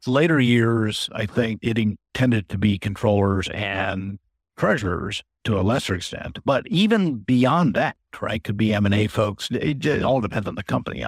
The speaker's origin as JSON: {"language": "English", "country": "United States", "tie": "born or raised there", "also_born_or_lived": "India / Belgium / Singapore", "said": "I grew up in the States"}